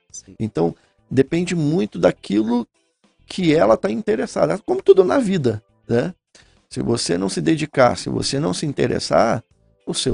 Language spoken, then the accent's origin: Portuguese; Rio de Janeiro, Brazil; accent: carioca; moved away; also born or lived in Porto Alegre